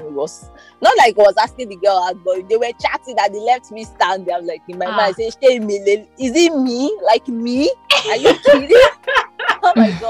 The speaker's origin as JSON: {"language": "English", "town": "Abuja", "region": "Federal Capital Territory", "country": "Nigeria", "tie": "born or raised there", "said": "We grew up in Abuja, went to the University of Abuja."}